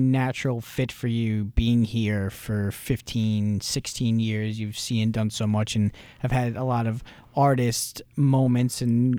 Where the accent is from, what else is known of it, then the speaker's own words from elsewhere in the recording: New York, United States; I mean, for me growing up in New York, I mean, I grew up just outside of New York City and my parents worked there.